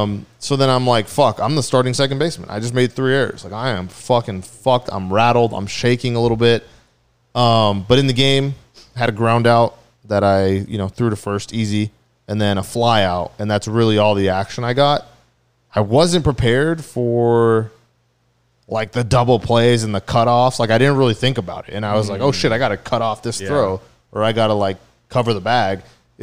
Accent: Orange County, California, United States; from Orange County.

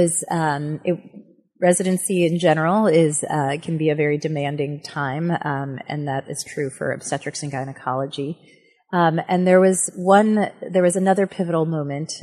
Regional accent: Buffalo, New York, United States; moved away as an adult; I grew up in Buffalo, New York, had my formative

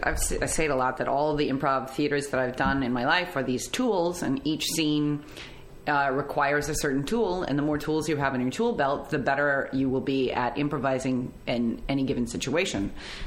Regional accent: Chicago, Illinois, United States; moved away as an adult; also born or lived in Amsterdam; now in Los Angeles, United States; I grew up in Chicago

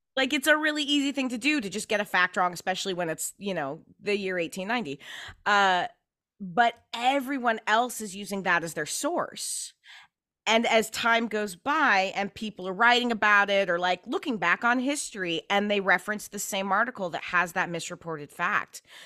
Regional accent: Pacific Northwest, United States; I grew up in the Pacific Northwest

